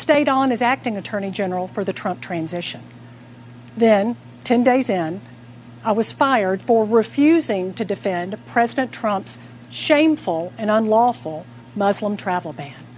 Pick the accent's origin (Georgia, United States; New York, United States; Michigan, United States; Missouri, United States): Georgia, United States; Atlanta; I'm here in my hometown of Atlanta